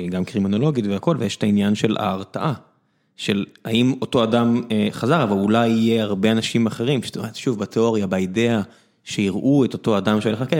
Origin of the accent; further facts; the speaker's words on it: Beersheba, Southern District, Israel; ואני גדלתי בבאר שבע, לא גדלתי באיזה לא יודע מה.